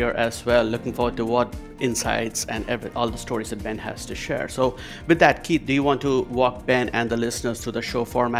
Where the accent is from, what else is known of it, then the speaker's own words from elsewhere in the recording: India; growing up in India